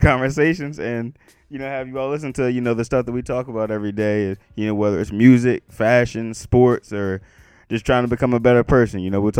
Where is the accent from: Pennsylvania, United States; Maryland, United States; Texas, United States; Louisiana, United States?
Maryland, United States; Salisbury; moved away as an adult; now in West Virginia, United States; I'm from Salisbury, Maryland. 410-443, Old Bay on everything.